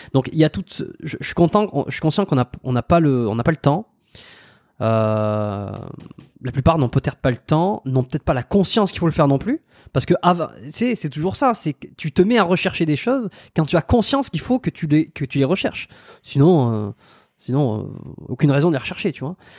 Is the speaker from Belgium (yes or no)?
no; France; moved away as an adult; ça fait plus de 5 ans que, que je suis parti de la France